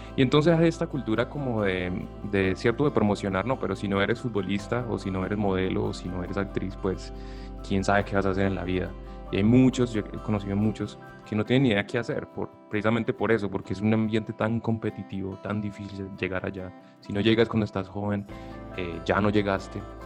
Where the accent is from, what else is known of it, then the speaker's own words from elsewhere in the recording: Buga, Valle del Cauca, Colombia; now in United States; soy colombiano y estoy orgulloso de mi acento